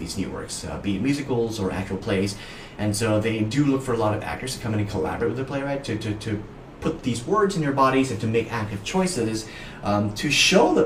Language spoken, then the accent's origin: English; Singapore; moved away as an adult; now in New York, United States; I have lived in New York for 10 years and in America for 15 years. So I've effectively spent a third of my life as an American now. and two-thirds of my life as a Singaporean